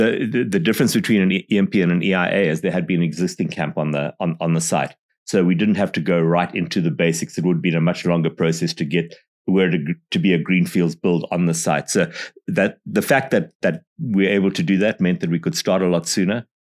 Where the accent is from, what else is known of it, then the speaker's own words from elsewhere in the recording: Botswana; you know, I'm from Botswana, and they'd say, well, where is that?